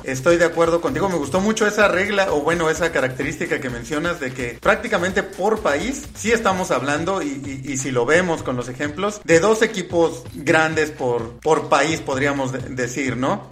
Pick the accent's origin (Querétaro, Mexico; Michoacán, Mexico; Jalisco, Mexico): Querétaro, Mexico; yo soy de Querétaro